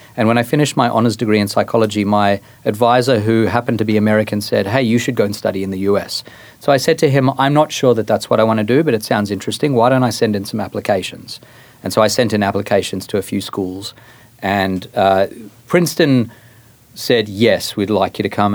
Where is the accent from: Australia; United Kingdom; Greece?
Australia; accent: Australian; moved away as an adult; also born or lived in Johannesburg, South Africa; now in United States; I am Australian. I, I was born in South Africa. I spent seven years there, moved to Australia, spent 16 years there, and I've now been in the US for 14